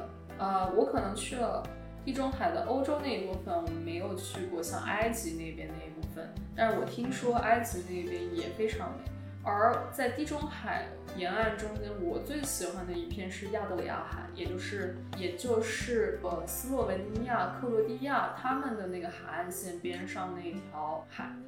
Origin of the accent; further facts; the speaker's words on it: China; 但是实际上每次别人问我的时候，我就跟他说我中国人